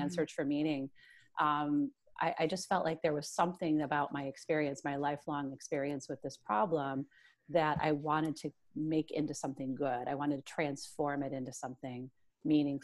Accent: Midwest, United States; I'm this Midwesterner with, you know, three children

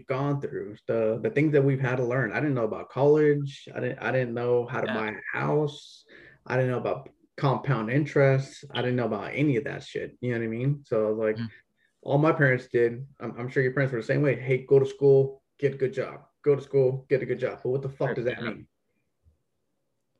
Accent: United States; So I was born American. I'm an American, Mexican heritage.

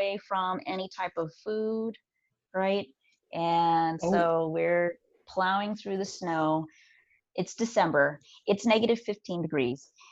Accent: Texas, United States; now in California, United States; I live in California. I was born in Texas, but, you know, live in California now

